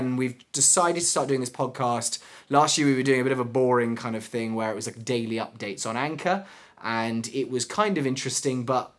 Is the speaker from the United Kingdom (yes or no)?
yes; England, United Kingdom; now in United States; I'm really worried that my accent's gonna go. {S1} No. {S0} You know what I mean? Like 10 years from now, and I've been surrounded by Americans